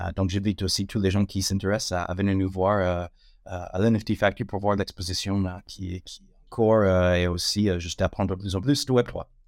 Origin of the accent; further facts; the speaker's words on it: United States; French is a second language; moved away as an adult; now in France; ça fait 18 ans que je suis en France. L'accent, ça ne va pas partir, mais euh, donc je suis américaine d'origine, mais long moment que, je réside en France